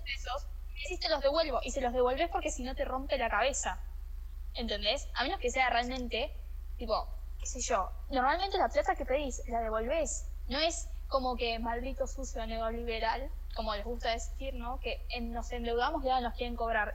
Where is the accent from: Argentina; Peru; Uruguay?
Argentina; somos los argentinos